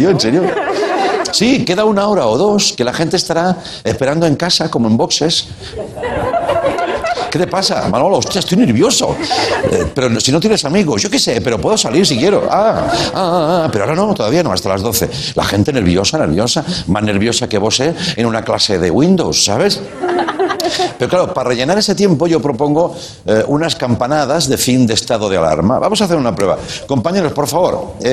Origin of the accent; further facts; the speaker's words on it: Catalonia, Spain; Yo como soy catalán, sí.